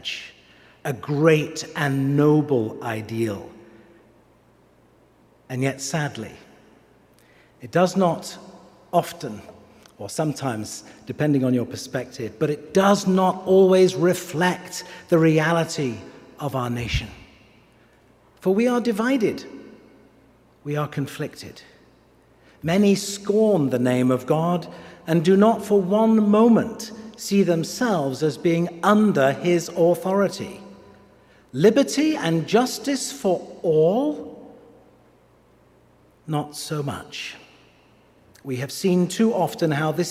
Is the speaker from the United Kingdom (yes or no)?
yes; England, United Kingdom; now in Pittsburgh, United States